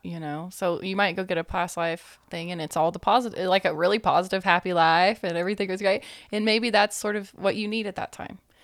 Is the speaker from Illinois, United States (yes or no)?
no; East Tennessee, United States; I was raised more around Christianity because, you know, East Tennessee.